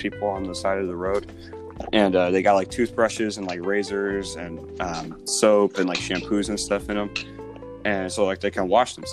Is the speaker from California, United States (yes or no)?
no; Dublin, Ohio, United States; we all grew up in the Dublin bubble. We all grew up in the suburbs